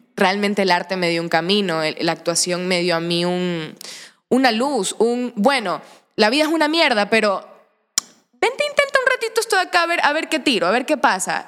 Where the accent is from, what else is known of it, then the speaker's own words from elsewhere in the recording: Santa Ana, Manabí, Ecuador; moved away as an adult; also born or lived in Portoviejo; now in Guayaquil, Ecuador; vengo del Cantón Santa Ana, de Manabí en la provincia de Manabí, eh, nací en Puerto Viejo, me crié en Santa Ana todo el tiempo